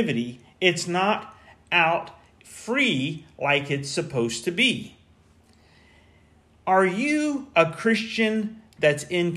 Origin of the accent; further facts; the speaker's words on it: Central Florida, United States; I grew up in Central Florida